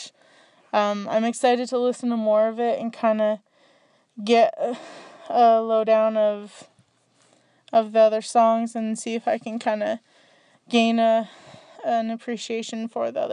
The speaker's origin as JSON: {"language": "English", "country": "Canada", "said": "I'm from Canada"}